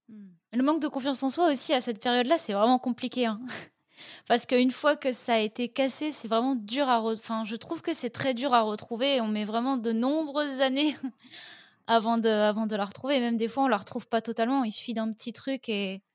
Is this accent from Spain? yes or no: no; north of France, France; je viens du nord de la France